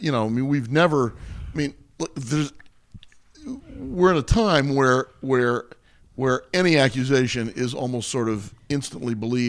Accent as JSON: {"language": "English", "town": "Washington", "region": "District of Columbia", "country": "United States", "tie": "born or raised there", "also_born_or_lived": "California", "said": "I was born out here in California, but I grew up mostly in Washington D.C."}